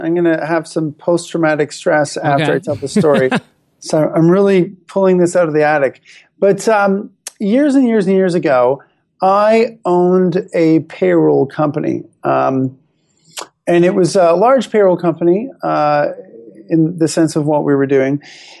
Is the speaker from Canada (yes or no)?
yes; Canada; I'm happily married and, I am a Canadian. I love being Canadian.